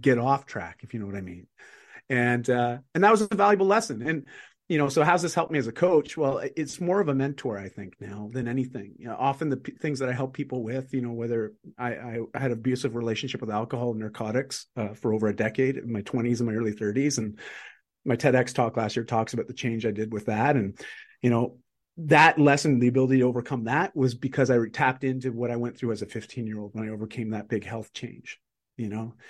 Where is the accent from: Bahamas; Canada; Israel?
Canada; I'm Canadian